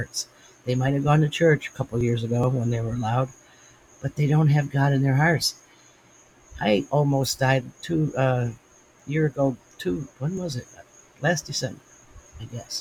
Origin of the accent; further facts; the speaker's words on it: United States; I'm an American